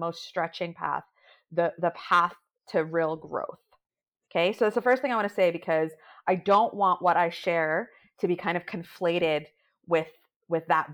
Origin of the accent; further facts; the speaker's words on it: New York, United States; I'm a New Yorker. I'm a first generation daughter of an immigrant family. My parents immigrated here from India.